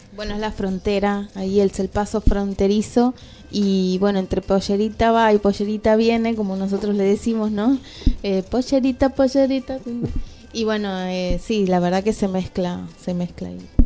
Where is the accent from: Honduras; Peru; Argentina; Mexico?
Argentina; Jujuy; moved away; yo nací ahí en Jujuy, pero de grande tuve el placer de volver